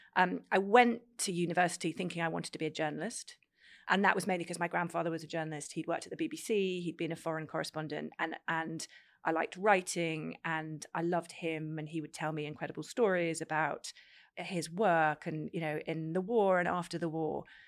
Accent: Cambridge, East of England, United Kingdom; I grew up in Cambridge

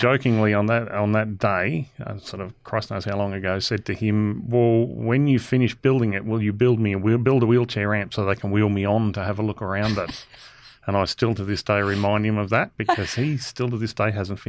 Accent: Nhulunbuy, Northern Territory, Australia; growing up here in Gove

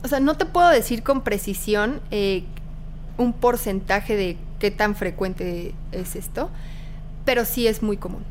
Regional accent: Querétaro, Mexico; moved away as an adult; now in Mexico City, Mexico; yo soy de Querétaro

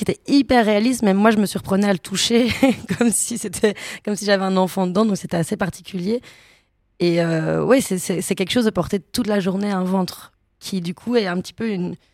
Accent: Brussels, Belgium; accent: Belgian; je devais reprendre mon accent belge et mon accent bruxellois

